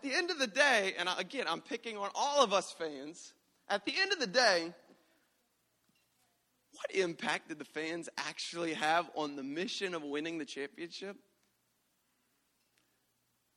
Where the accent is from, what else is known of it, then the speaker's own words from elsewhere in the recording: Louisiana, United States; growing up in Louisiana as a Louisiana boy